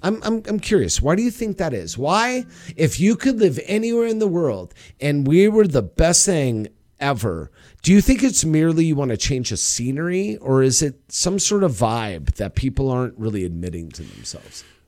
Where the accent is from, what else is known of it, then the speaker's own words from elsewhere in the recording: United States; as an American